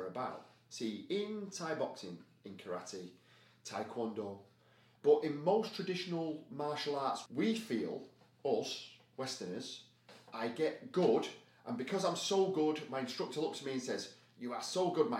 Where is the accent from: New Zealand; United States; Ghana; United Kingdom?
United Kingdom; I'm so British